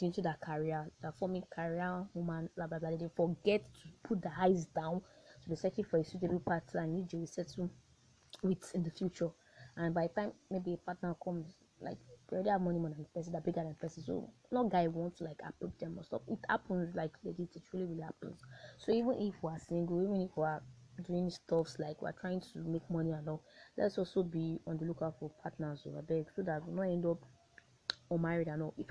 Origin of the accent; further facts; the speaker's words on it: Nigeria; I am a Nigerian and I am a proud one